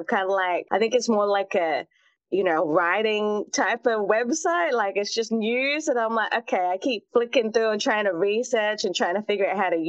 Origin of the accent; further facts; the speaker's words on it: Australia; in my hometown, we had a lot of international students. So it's a really remote part of Australia, actually.